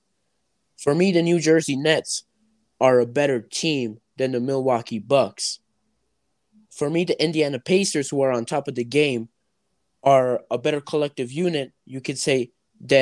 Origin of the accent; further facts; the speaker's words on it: Mexico; I live in Mexico, born and raised in Mexico